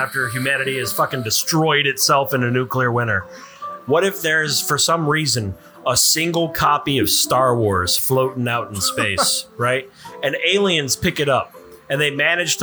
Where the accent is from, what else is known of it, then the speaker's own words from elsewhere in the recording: Texas, United States; We are citizens of the Great Republic of Texas first, and then American citizens second.